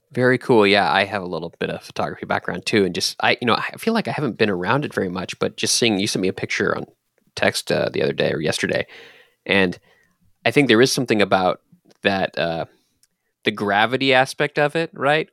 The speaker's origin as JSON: {"language": "English", "town": "Dallas", "region": "Texas", "country": "United States", "tie": "born or raised there", "said": "I grew up in Texas, but in, in Dallas"}